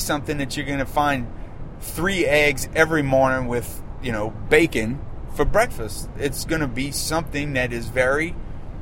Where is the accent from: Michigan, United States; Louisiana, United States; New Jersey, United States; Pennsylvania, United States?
Louisiana, United States; my home state of Louisiana